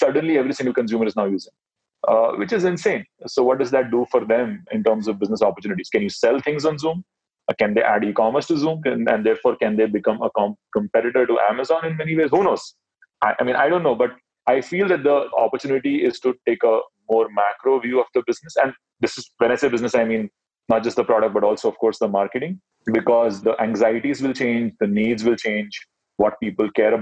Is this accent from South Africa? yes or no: no; Mumbai, Maharashtra, India; So I grew up in Mumbai. Mumbai is Bollywood city